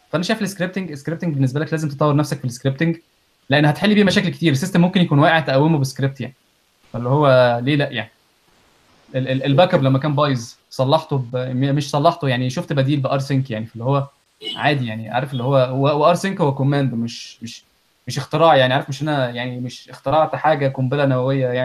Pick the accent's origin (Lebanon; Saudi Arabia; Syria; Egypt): Egypt; moved away; طلعنا من مصر